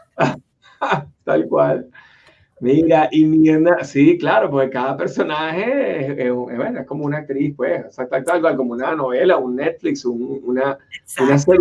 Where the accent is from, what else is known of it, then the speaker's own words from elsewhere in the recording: Venezuela; now in United States; somos oriundos ambos de Venezuela